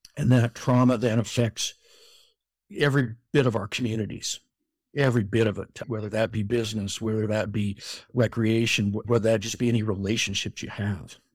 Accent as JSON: {"language": "English", "region": "Colorado", "country": "United States", "tie": "born or raised there", "moved": "as an adult", "lives_now": "Utah, United States", "said": "I grew up in Colorado, out on the plains in a small farm town"}